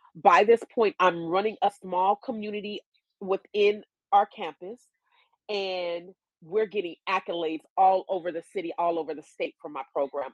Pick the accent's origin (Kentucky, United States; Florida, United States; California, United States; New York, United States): California, United States; moved away as an adult; also born or lived in Atlanta; I grew up in California